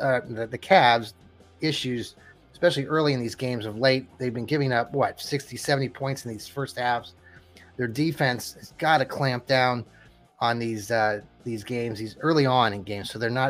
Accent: Kansas, United States; moved away as an adult; I'm from Kansas originally, lived there 26 years

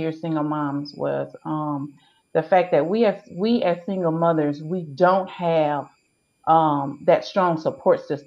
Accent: Hammond, Louisiana, United States; I was born and raised in Hammond, Louisiana

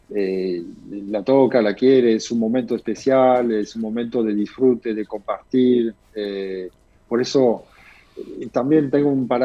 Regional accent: Bordeaux, Nouvelle-Aquitaine, France; Spanish is a second language; moved away as an adult; now in Argentina; yo vengo de Bordeaux, ¿sí? nací Bordeaux

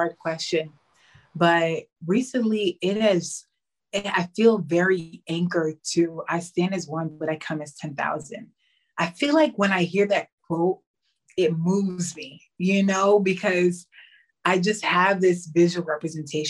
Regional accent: New York City, New York, United States; moved away as an adult; now in Spain; growing up in New York City, a huge melting pot

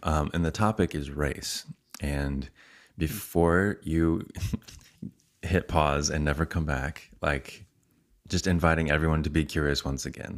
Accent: United States

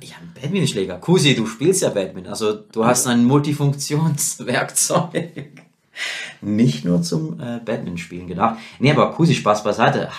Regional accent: Rorschach, St. Gallen, Switzerland; bei der Wohnung, wo ich aufgewachsen bin, in äh, Rorschach

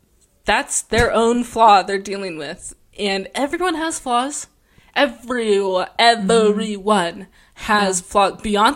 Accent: Los Angeles, California, United States; born or raised there

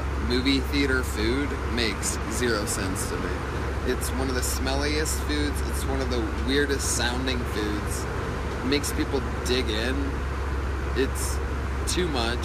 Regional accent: Ohio, United States; born or raised there; moved away

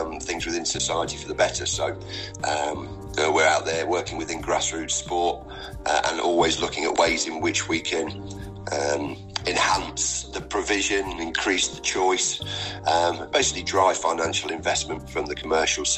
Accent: Leicester, East Midlands, United Kingdom; now in Newark, United Kingdom; my family and my formative years were spent growing up in Leicester.

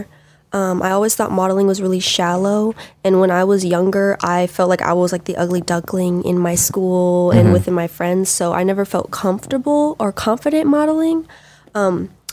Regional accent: Hawaii, United States; moved away as an adult; now in Los Angeles, United States; I am from Hawaii, where I was acting and modeling basically like my whole life since I was little. I moved to Los Angeles not too long ago, maybe like 2.5 years ago

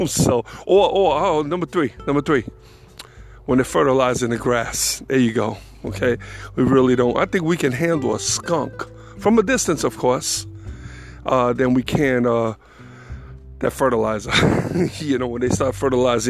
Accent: New York City, New York, United States; born or raised there; now in North Carolina, United States

